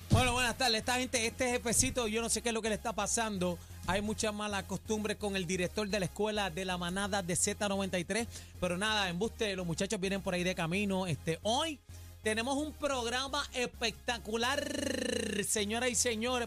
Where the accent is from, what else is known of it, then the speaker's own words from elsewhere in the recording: Puerto Rico; todos somos puertorriqueños.